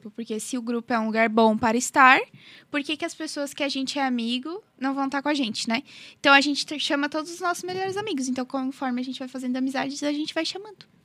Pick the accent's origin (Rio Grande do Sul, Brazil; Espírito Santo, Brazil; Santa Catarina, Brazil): Santa Catarina, Brazil; Criciúma; Eu sou de Criciúma e eu também faço direito na Unesc.